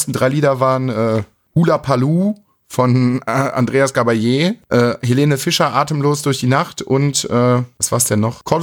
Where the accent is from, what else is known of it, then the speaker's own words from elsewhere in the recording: Coburg, Bavaria, Germany; bei uns in Coburg